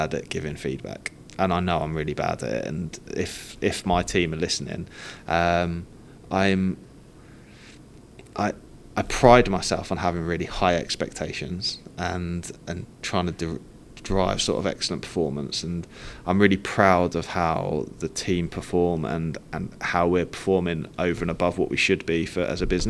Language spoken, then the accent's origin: English; Cambridge, East of England, United Kingdom; we grew up around Cambridge